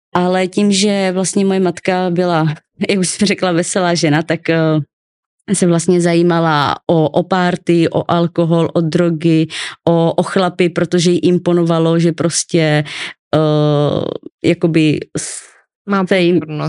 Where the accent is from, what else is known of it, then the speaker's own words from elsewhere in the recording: Ostrava, Moravian-Silesian Region, Czechia; also born or lived in Olomouc; já jsem se narodila v Ostravě